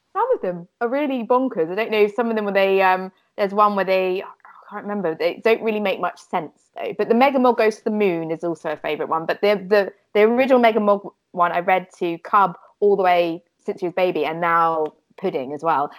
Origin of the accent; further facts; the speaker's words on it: Fleet, South East England, United Kingdom; I grew up in a very um, slightly boring place oh. called called Fleet in Hampshire.